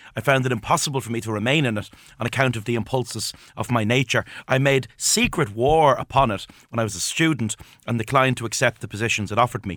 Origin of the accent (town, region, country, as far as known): Ireland